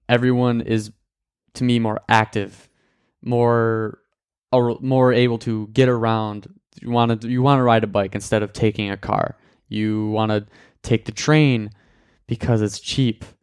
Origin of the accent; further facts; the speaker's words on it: Michigan, United States; I am from the United States. Uh, in that in that country, I am part of Michigan, which is the big Great Lake state.